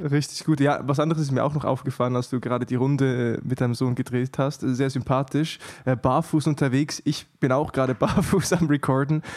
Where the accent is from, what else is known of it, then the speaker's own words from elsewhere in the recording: Switzerland; ich bin Schweizer gebürtig